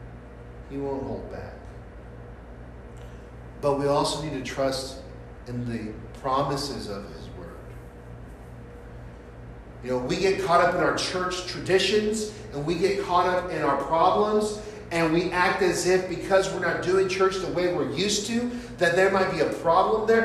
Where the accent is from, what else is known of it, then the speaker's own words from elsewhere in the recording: San Francisco, California, United States; Growing up in San Francisco and going to Abraham Lincoln High School